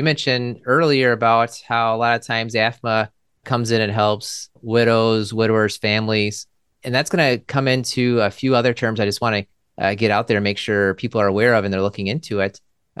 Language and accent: English; Maryland, United States; now in Milwaukee, United States; I'm from Maryland, I suppose. My dad was in the military as well, so we kind of moved around a little bit